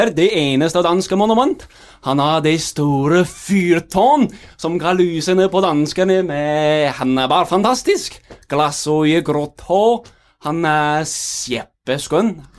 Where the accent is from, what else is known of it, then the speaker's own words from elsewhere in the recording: Jönköping, Jönköping County, Sweden; Danish is a second language; og jeg kommer fra Jönköping i Sverige. Og ja, jeg elsker Sverige, men jeg hater Danmark og det danske folk.